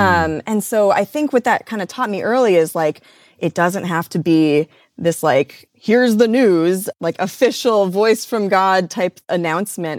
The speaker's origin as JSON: {"language": "English", "region": "Midwest", "country": "United States", "tie": "born or raised there", "said": "I grew up in the Midwest"}